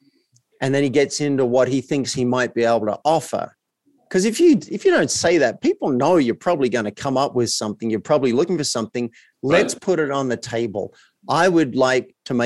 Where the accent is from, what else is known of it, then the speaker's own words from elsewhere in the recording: Australia; I grew up as an Australian male in a country town.